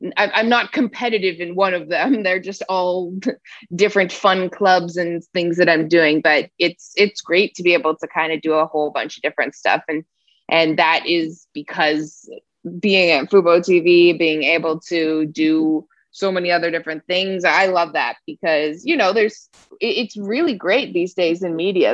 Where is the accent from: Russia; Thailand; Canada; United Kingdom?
Canada; Toronto, Ontario; moved away; I'm from Toronto